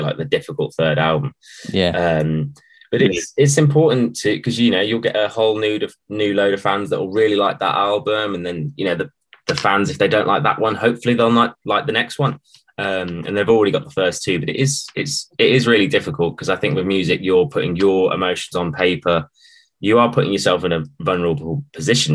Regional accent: Wolverhampton, West Midlands, United Kingdom; we're from Wolverhampton

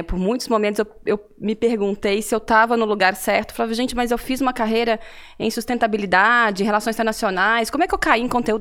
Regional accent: Cataguases, Minas Gerais, Brazil; accent: mineiro; now in São Paulo, Brazil; eu entreguei pelo meu sotaque aqui, né? Sou mineira, vim Sim. de uma cidade muito pequena no interior de Minas, uma cidade Qual de 70, 70, mil habitantes, Cataguases, na Cataguases, zona da mata

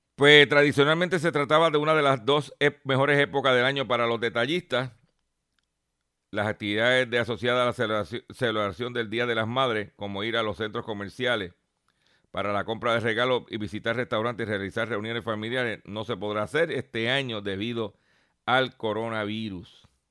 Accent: Lares, Puerto Rico; allá en Ranchote, en Lares, en mi pueblo de Lares

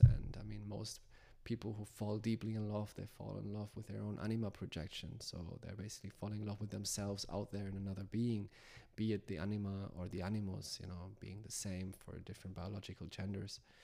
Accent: Hamburg, Germany; moved away; my home where I grew up in Hamburg, Germany

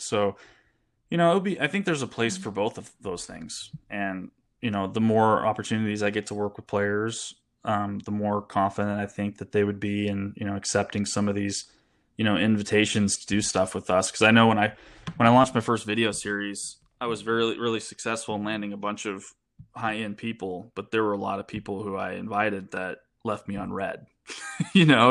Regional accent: United States; I'm an American

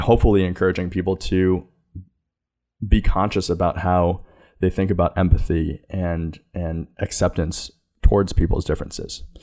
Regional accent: New York City, New York, United States; also born or lived in China; I grew up here in New York City, though I was adopted from China

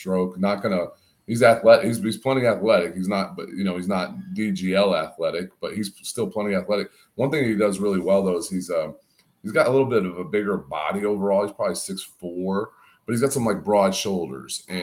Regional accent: Urbana, Illinois, United States; I'm from Urbana. It's Florida

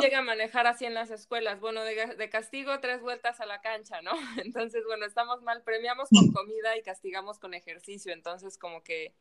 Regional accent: Mexico; cómo somos los mexicanos

